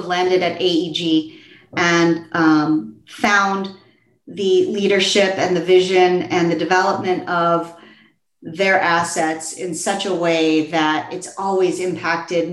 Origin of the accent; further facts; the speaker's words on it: Los Angeles, California, United States; to be back in my hometown and to be in Los Angeles